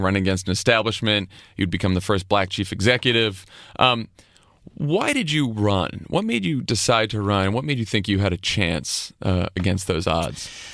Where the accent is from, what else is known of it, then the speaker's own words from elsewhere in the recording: Massachusetts, United States; my home state, Massachusetts